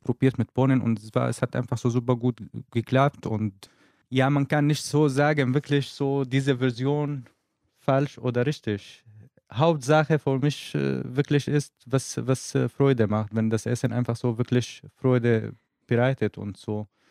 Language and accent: German; Syria; German is a second language; moved away as an adult; now in Germany; was ich in Syrien, in meinem Heimat einfach hm, mhm. erlebt habe